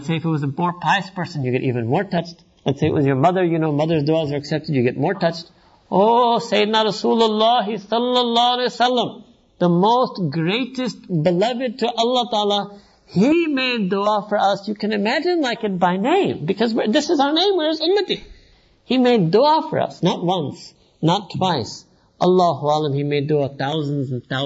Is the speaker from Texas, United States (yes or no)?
no; New York, United States; I was born and raised in New York